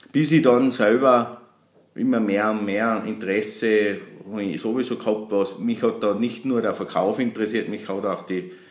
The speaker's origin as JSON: {"language": "German", "town": "Uttendorf", "country": "Austria", "tie": "born or raised there", "said": "Ich bin ein gebürtiger Uttendorfer, also ein Einwohner aus Uttendorf, schon seit Geburt an."}